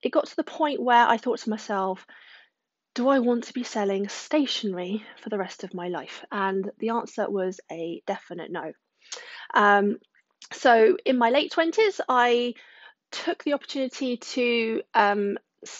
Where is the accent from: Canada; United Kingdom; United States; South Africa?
United Kingdom; Surrey, South East England; now in Wiltshire, United Kingdom; haven't lived in Wiltshire all my life. I was born in Surrey